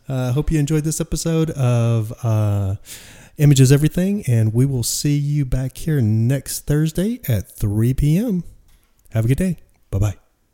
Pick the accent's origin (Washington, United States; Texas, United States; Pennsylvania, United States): Texas, United States; Dallas; moved away; I'm from Dallas